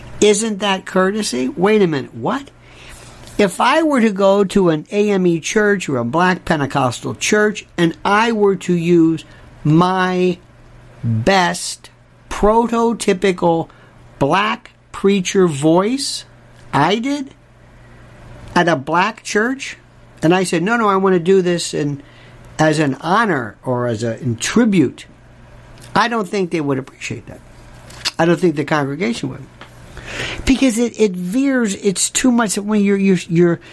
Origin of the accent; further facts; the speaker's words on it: the South, United States; growing up in the South